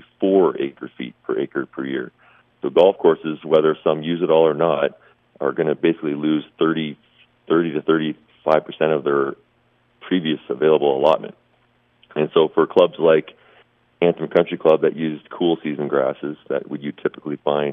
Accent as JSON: {"language": "English", "town": "Mississauga", "region": "Ontario", "country": "Canada", "also_born_or_lived": "Pennsylvania / Virginia / Delaware", "moved": "yes", "lives_now": "Henderson, United States", "said": "I'm actually from Mississauga, Ontario, which is a big suburb outside Toronto, Canada."}